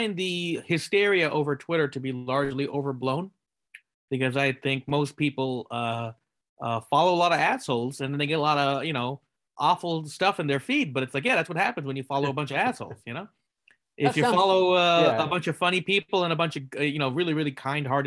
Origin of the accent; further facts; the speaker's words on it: Silicon Valley, California, United States; I grew up in Silicon Valley